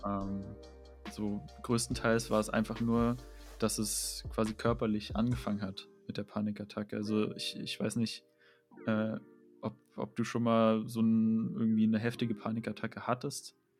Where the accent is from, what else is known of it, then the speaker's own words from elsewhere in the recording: Dresden, Saxony, Germany; moved away as an adult; now in Leipzig, Germany; Ich komme ja aus Dresden